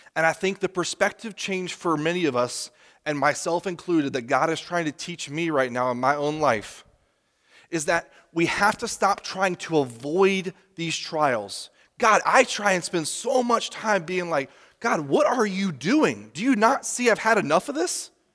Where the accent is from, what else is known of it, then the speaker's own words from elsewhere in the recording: United States; as Americans, especially as American Christians